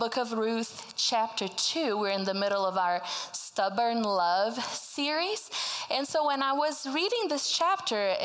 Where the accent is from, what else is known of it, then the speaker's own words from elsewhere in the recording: Brazil; first language Portuguese; English is a second language; moved away as an adult; now in United States; I was born and raised in Brazil, spoke Portuguese my whole life. That's why I talk like this, have a little accent.